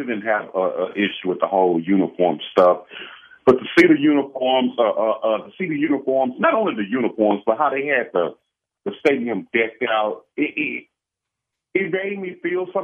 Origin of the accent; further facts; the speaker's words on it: Houston, Texas, United States; I'm from Houston, born at St. Joseph Hospital in downtown Houston